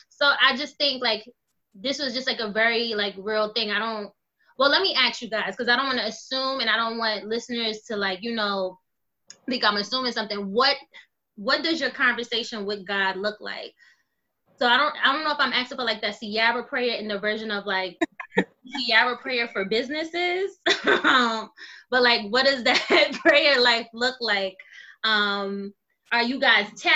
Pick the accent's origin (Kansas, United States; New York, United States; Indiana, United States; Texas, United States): New York, United States; New York City; I'm from Brownsville